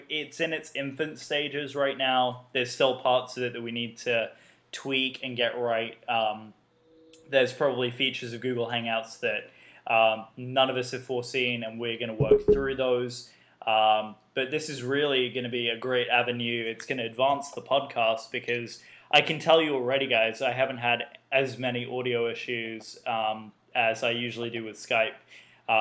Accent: United Kingdom; I am the only Brit here

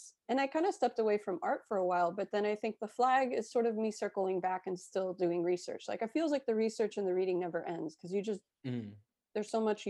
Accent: Miami, Florida, United States; I don't know about you, even though we grew up in Miami, I mean, I guess we were still in like US public school system. I went to public school in Miami.

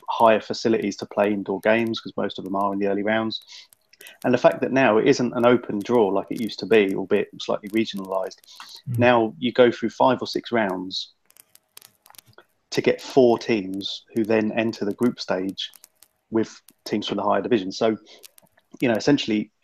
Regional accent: England, United Kingdom; being English

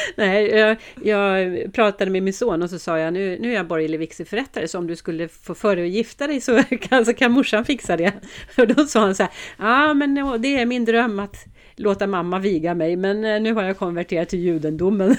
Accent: Sweden; vi svenskar

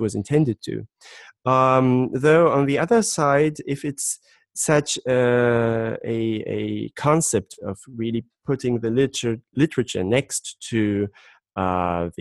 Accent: Dessau, Saxony-Anhalt, Germany; now in Berlin, Germany; I grew up in Dessau

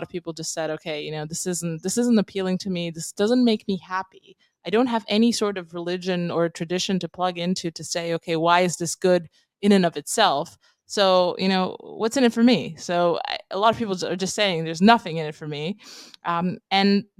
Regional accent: Romania; moved away as an adult; also born or lived in London, United Kingdom; I come from Romania. I lived in Eastern Europe most of my life.

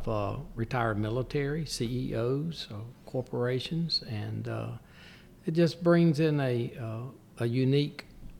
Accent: Aberdeen, North Carolina, United States; I grew up in Aberdeen.

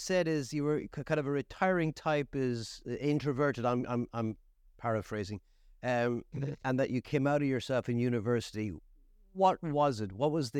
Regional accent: Kilkenny, Leinster, Ireland; I'm from Kilkenny, and people don't peg it from Kilkenny. They know it's Irish, but they don't know exactly where from in Ireland.

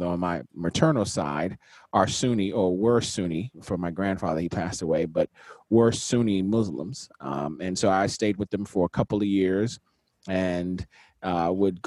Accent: Nigeria; moved away; also born or lived in Washington, D.C., United States; I was born in Washington, D.C., raised in Nigeria for about 10 years

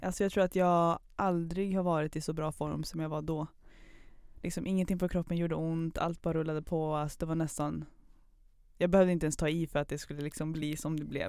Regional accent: Kil, Värmland, Sweden; moved away as an adult; also born or lived in Pakistan / Höganäs, Skåne; now in Karlstad, Sweden; född i Pakistan, uppväxt i Skåne från början, men sen Värmland

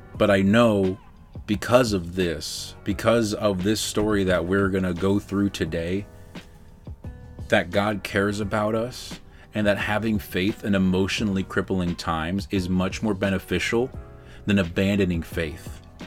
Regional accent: Baltimore, Maryland, United States; I'm from Baltimore City

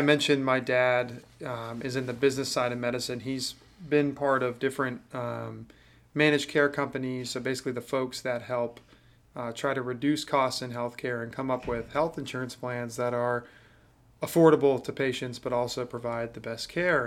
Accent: Jacksonville, Florida, United States; also born or lived in Atlanta, Georgia; growing up in Jacksonville

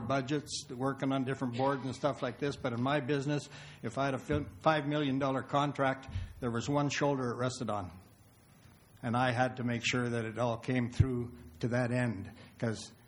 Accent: Lethbridge, Alberta, Canada; I'm a local boy. I was born and raised in the south end of town here

